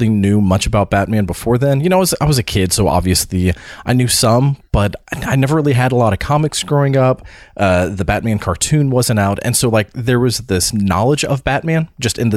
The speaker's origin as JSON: {"language": "English", "region": "Florida", "country": "United States", "tie": "born or raised there", "said": "when I was growing up in Florida"}